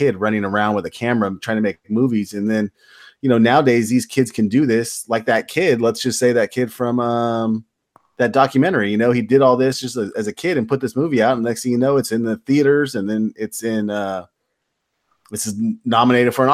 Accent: Rancho Cucamonga, California, United States; Where I grew up on Foothill, in Rancho, Hermosa

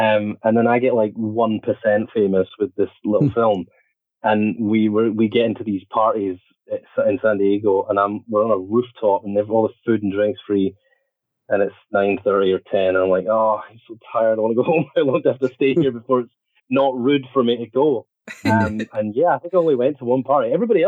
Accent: Scotland, United Kingdom; I guess there's something sort of chaotic about being Scottish

